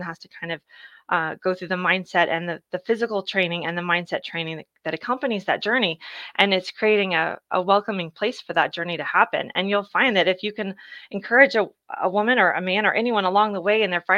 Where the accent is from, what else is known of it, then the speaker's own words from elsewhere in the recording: Dallas, Texas, United States; I grew up in Dallas